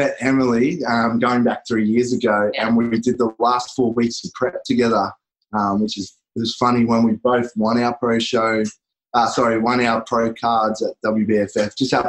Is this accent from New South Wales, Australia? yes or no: no; Gold Coast, Queensland, Australia; Yes, obviously Aussie, from the Gold Coast in Australia on the East Coast.